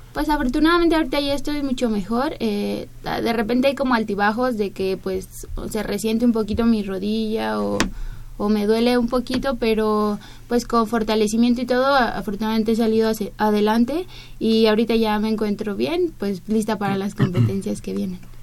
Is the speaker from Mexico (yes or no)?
yes; Mexico; no estoy en mi país